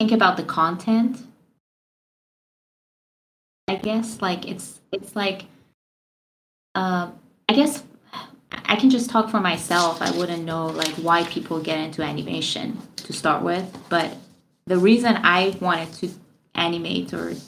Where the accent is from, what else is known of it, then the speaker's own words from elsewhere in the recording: Iran; moved away as an adult; now in United States; I'm from Iran and I moved to America when I was like 22.